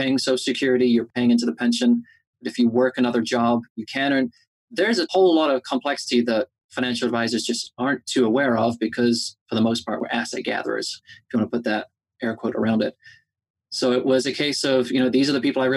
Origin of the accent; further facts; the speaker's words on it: England, United Kingdom; moved away as an adult; now in United States; I am originally from England